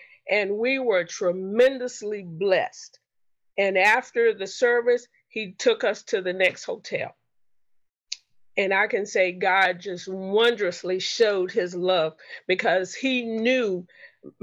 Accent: Charlotte, North Carolina, United States; I'm actually from Charlotte, but right now today I'm in Indianapolis.

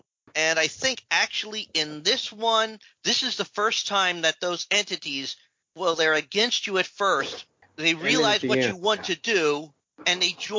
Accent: United States; I'm American

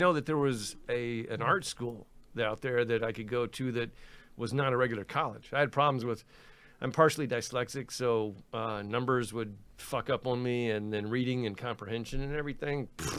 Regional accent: Destin, Florida, United States; moved away as an adult; also born or lived in Sarasota, Florida; now in Los Angeles, United States; Well, I was up in northwest Florida. I'm from Destin, Florida. It's a little fishing village.

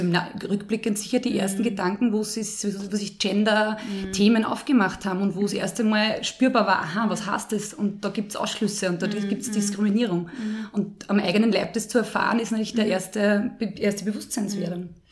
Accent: Lower Austria, Austria; ich bin im Fußballplatz aufgewachsen, mhm. damals noch am Land in Niederösterreich

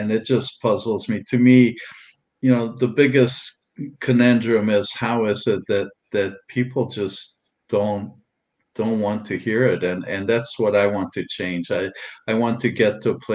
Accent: Transylvania, Romania; now in United States; I was born in Transylvania and Romania, and there were no vegans back there at that time. And this has been a while, and at that time back there. In fact, I grew up in a small town

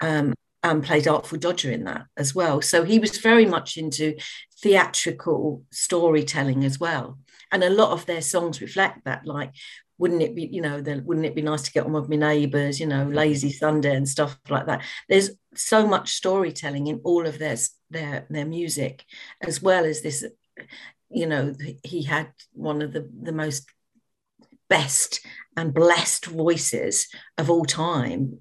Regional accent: London, United Kingdom; I grew up in the East End of London

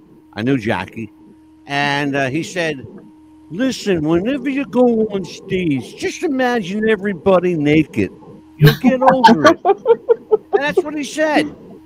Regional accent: Pennsylvania, United States

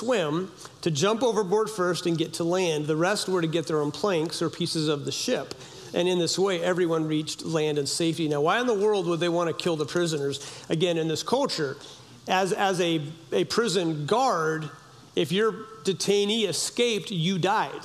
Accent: Humboldt County, California, United States; I grew up in Humboldt County, California

